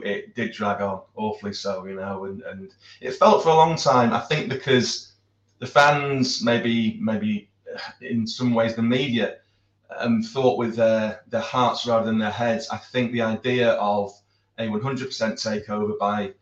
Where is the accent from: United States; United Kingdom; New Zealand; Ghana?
United Kingdom; Being a Brit